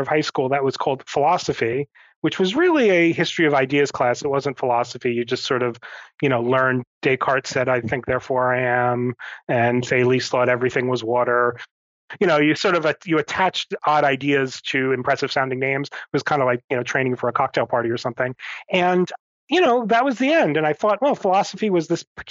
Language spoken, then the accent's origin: English; Northern New Jersey, United States; I grew up in a suburb of New York City in New Jersey. So I grew up in Northern Jersey